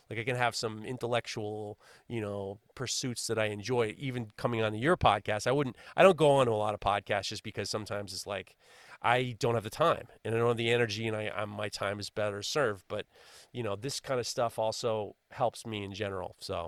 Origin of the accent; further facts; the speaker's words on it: New York, United States; I'm from New York, for Christ's sakes.